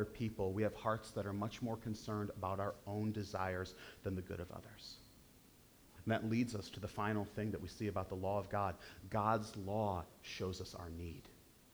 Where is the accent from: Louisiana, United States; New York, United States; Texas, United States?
New York, United States; Western New York State, United States; I grew up in Western New York State